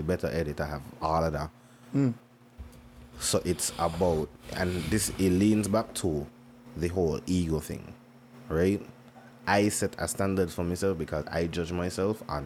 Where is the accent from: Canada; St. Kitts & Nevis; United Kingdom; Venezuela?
St. Kitts & Nevis; Nevis; I grew up in Nevis.